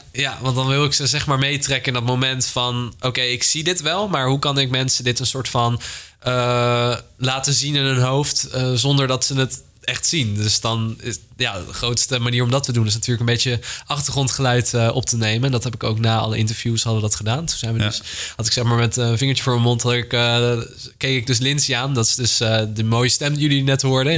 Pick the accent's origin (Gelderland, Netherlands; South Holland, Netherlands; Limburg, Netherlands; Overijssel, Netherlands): South Holland, Netherlands; Delft; ik kom uit Delft